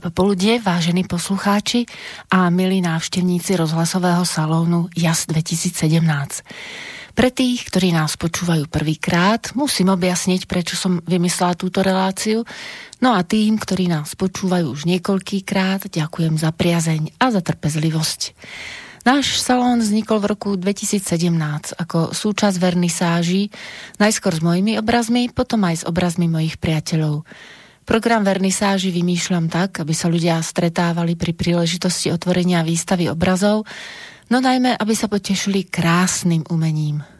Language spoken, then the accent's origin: Slovak; Banská Bystrica, Banská Bystrica Region, Slovakia; moved away as an adult; also born or lived in Prague, Czech Republic / Cheb, Czech Republic; sa narodila v Banskej Bystrici v roku 1963 a moja maminka objavila moje nadanie, takže ma zapísala do, základnú umelec, do základnej umeleckej školy, vtedy sa to volalo Ľudová škola umenia v Banskej Bystrici